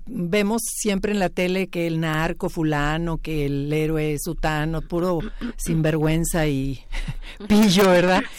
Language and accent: Spanish; Mexico; los mexicanos